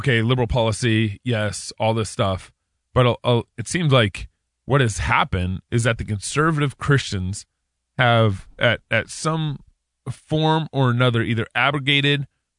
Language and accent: English; the South, United States; I'm from the South. There was blacks and whites on both sides of those definitions.